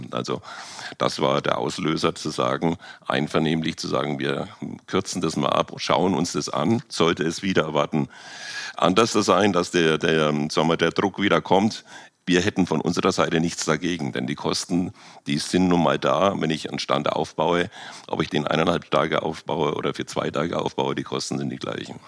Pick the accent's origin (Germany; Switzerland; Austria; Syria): Germany; wir als Deutsche